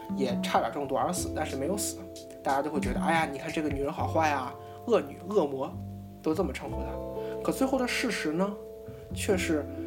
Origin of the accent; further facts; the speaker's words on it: China; 作为咱们大陆人